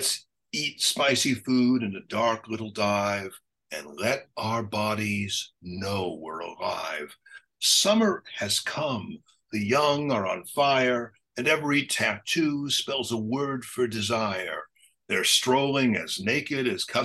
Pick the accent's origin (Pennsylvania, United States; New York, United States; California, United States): California, United States; Los Angeles; I'm an American poet who is from Los Angeles, who's Italian and Latin